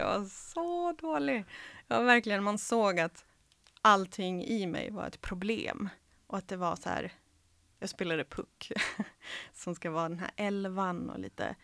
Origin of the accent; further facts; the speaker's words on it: Helsingborg, Skåne, Sweden; first language Serbo-Croatian; Swedish is a second language; moved away as an adult; also born or lived in Croatia / Kalmar / Rockneby / Svalöv; från 9 till 19 så växte jag upp i Helsingborg